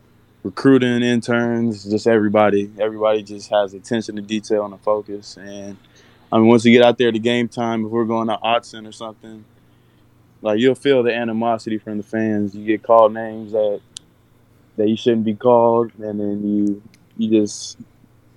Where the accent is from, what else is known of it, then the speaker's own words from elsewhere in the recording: hometown of the Rose Bowl, California, United States; play in front of my hometown, in front of all my friends and family